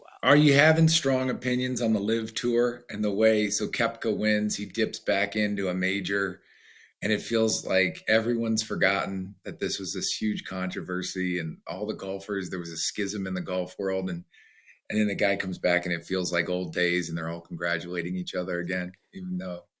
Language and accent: English; United States; I'm American